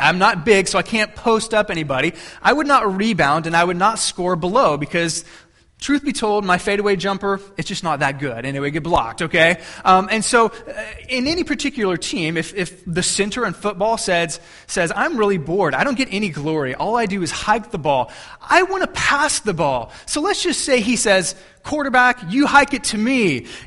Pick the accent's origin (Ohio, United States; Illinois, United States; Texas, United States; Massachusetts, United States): Texas, United States; I'm from Texas